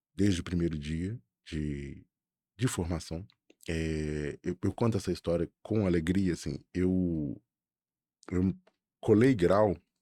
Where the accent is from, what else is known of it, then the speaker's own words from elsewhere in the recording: Belo Horizonte, Minas Gerais, Brazil; eu sou de Belo Horizonte